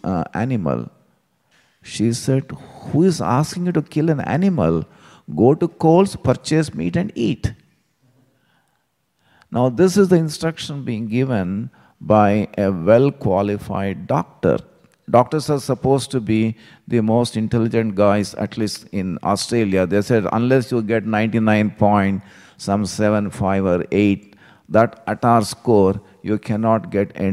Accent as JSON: {"language": "English", "town": "Hyderabad", "region": "Telangana", "country": "India", "tie": "born or raised there", "moved": "yes", "said": "I still remember this street where I grew up in Hyderabad."}